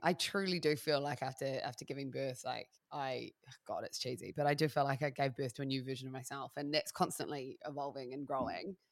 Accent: Christchurch, Canterbury, New Zealand; also born or lived in Melbourne, Australia; now in Wairarapa, New Zealand; I'm originally from the South Island, from a city called Christchurch

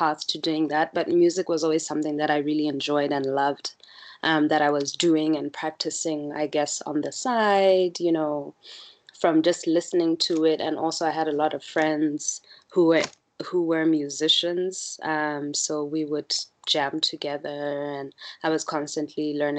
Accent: Botswana; growing up in Botswana

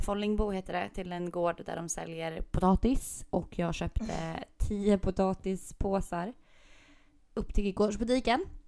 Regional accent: Gotland, Sweden; jag är gotlänning

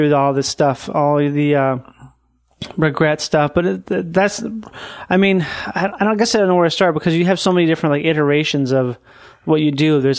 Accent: Minnesota, United States; I'm from Minnesota, and we both know this is a bleak part of the world.

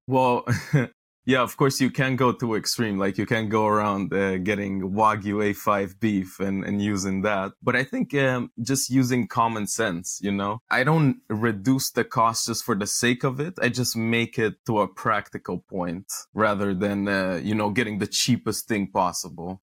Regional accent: Romania; moved away as an adult; also born or lived in Netherlands; I was born in Romania and then I moved to the Netherlands and Europe for university

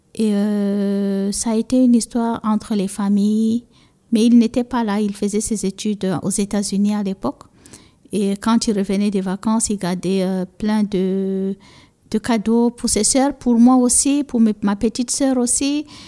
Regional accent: Cameroon; first language Fula; French is a second language; also born or lived in Egypt; notre première langue qu'on parle et qu'on continue de parler aussi, moi je parle, c'est la première langue avec laquelle je parle à mes enfants, c'est le peul, le fulfulde qu'on dit chez nous

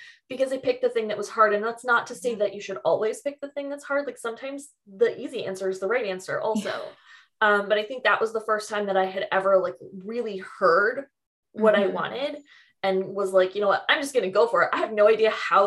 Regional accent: Mississauga, Ontario, Canada; now in Toronto, Canada; I moved from Mississauga

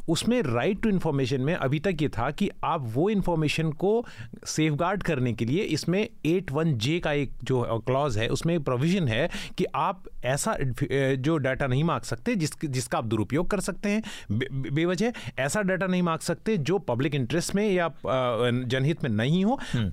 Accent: India; मैं पाकिस्तान से नहीं मैं हिंदुस्तान से हूँ

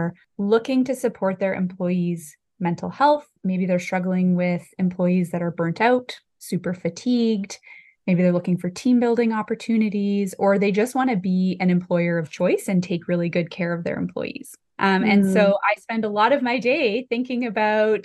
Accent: Summerland, British Columbia, Canada; my hometown of Summerland in the Okanagan

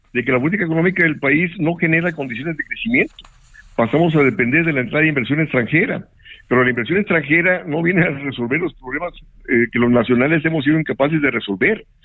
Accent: Monterrey, Nuevo León, Mexico; moved away; yo soy de Monterrey

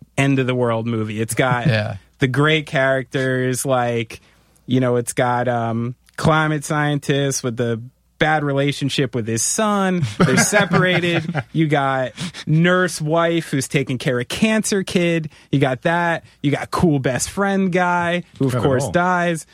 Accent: New Jersey, United States; I'm from New Jersey

